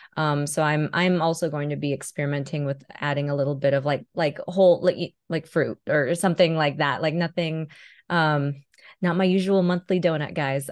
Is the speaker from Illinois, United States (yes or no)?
no; California, United States; moved away as an adult; now in Las Vegas, United States; I moved from California, where I was born and raised, to Nevada, Las Vegas specifically